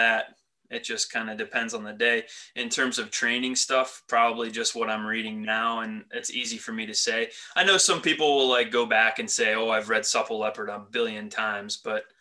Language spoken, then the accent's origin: English; Elizabethtown, Pennsylvania, United States; I was like Lancaster County. I went to Elizabethtown High School